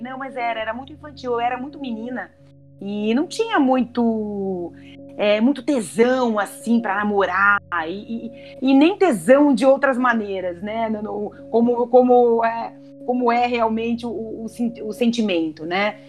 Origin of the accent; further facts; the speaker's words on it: Santa Catarina, Brazil; also born or lived in São Paulo; os meus pais se separaram quando eu tinha oito anos e a gente acabou indo embora para Santa Catarina, nós somos de São Paulo